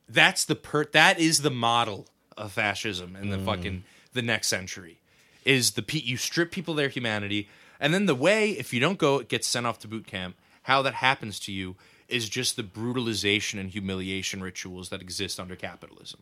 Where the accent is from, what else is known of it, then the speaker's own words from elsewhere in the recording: New York City, New York, United States; I grew up in New York